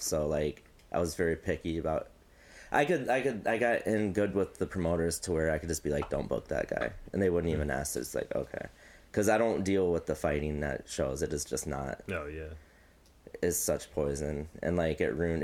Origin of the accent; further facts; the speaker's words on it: United States; also born or lived in Mount Pleasant; I moved here in like fifth grade, so I'm basically like Quad Cities my whole life.